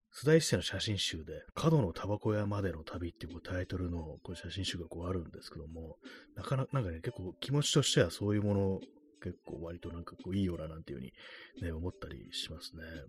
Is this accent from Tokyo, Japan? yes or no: yes; Tokyo, Japan; 私、東京の人間ですけども